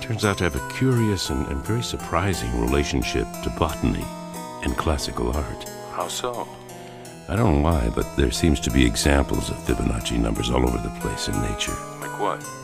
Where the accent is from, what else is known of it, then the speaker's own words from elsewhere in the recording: Greece; from Greece